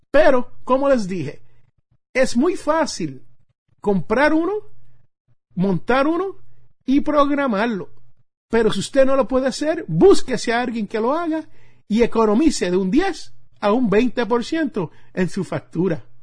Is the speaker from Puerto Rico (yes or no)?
yes; Puerto Rico; cuando yo jugaba béisbol allá en mi isla de Puerto Rico y necesitaba un guante de béisbol, como le decimos nosotros allí en mi barrio, un guante de pelota.